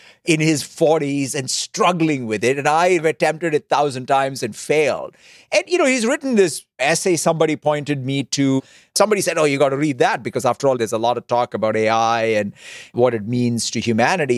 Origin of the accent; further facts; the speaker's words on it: Hyderabad, Telangana, India; as a kid growing up in Hyderabad, India